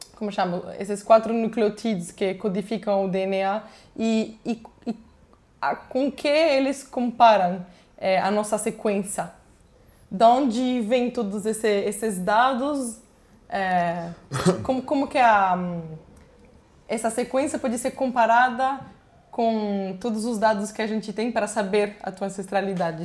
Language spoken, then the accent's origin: Portuguese; Venezuela; first language Spanish; Portuguese is a second language; moved away; eu nasci na Venezuela, meu pai é colombiano e minha mãe é francesa